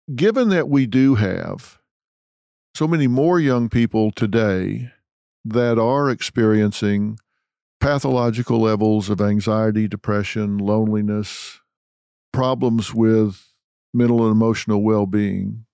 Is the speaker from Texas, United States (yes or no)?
yes; Texas, United States; I'm from Texas